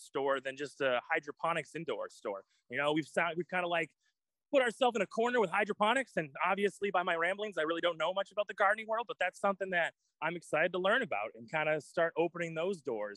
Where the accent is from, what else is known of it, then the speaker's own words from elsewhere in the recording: Auburn, Maine, United States; I raised in Maine my whole life. I grew up in Auburn, so I am Mainer, pure and pure